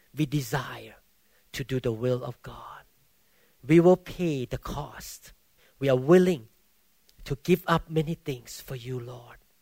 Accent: Thailand; English is a second language; now in United States; I came from Baptist background in Thailand

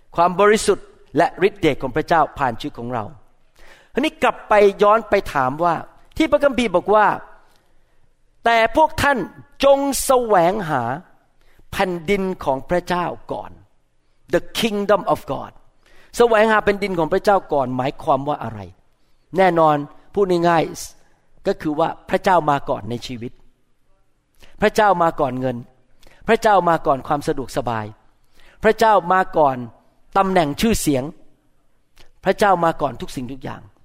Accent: Thailand; moved away as an adult; now in United States; ผมมาจากประเทศไทย

